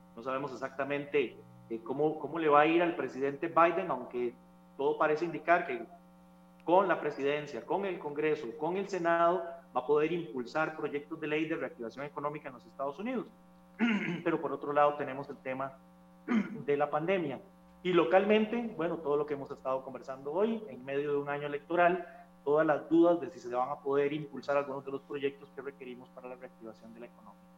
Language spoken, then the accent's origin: Spanish; Costa Rica; nuestro país